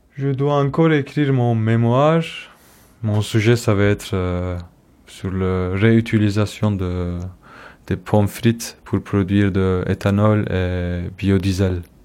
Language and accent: French; Istanbul, Turkey; French is a second language; moved away as an adult; now in Stuttgart, Germany; je suis kurde d'Istanbul